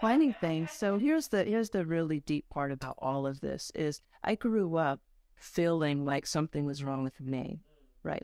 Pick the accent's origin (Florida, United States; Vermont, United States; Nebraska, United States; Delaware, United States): Delaware, United States; Dover; also born or lived in Ohio; I grew up in Dover, Delaware. I was born in Ohio, though